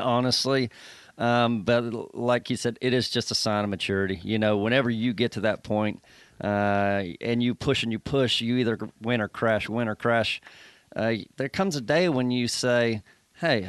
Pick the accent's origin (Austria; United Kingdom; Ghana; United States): United States; being American